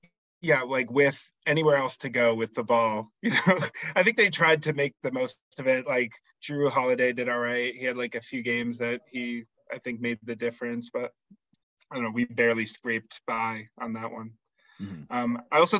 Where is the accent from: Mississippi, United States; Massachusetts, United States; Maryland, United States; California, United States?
Massachusetts, United States; Lowell; I was born in Lowell, Mass. So I've been around the area my whole life.